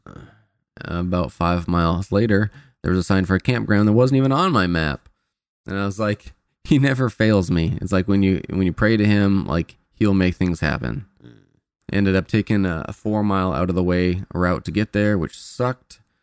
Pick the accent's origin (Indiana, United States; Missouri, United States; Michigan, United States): Indiana, United States; moved away; I'm from Indiana